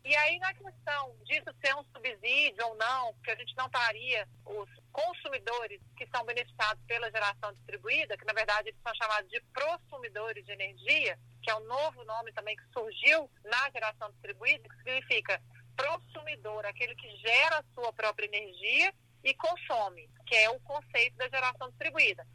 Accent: Minas Gerais, Brazil; sou do estado de Minas Gerais

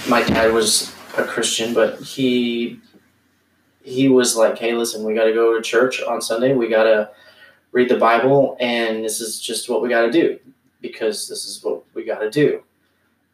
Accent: East Coast, United States; when I was growing up on the East Coast with my mom and my stepdad

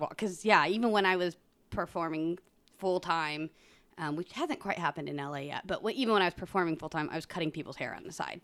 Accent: Independence, Missouri, United States; moved away; I grew up in Independence, Missouri

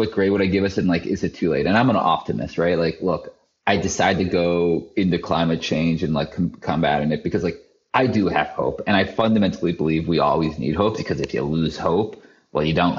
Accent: Canada; I'm from Canada. I'm from 400 miles. From 400 miles north of the border. We get -40 winter

